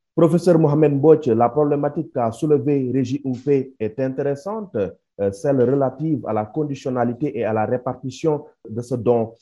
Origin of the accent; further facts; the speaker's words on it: Senegal; ici chez nous au Sénégal